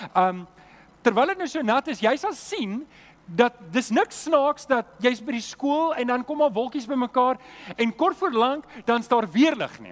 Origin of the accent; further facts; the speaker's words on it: Germiston, Gauteng, South Africa; also born or lived in Leondale; now in Cape Town, South Africa; ek het groot geword in Germiston